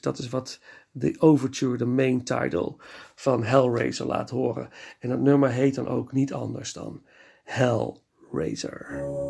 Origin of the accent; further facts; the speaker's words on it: Nijmegen, Gelderland, Netherlands; moved away; in een van de bioscopen in Nijmegen, waar ik ben geboren